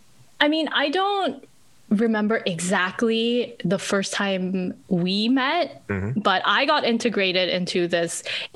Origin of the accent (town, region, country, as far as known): Montreal, Quebec, Canada; born or raised there; also born or lived in Korea / Ottawa